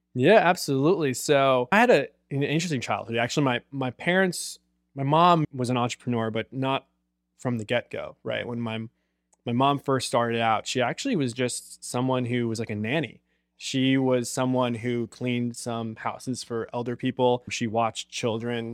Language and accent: English; Long Island, New York, United States; moved away as an adult; now in San Diego, United States; I was growing up in Long Island. I was from suburbia.